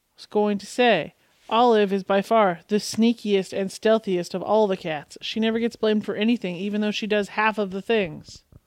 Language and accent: English; Canada; my first language being Canadian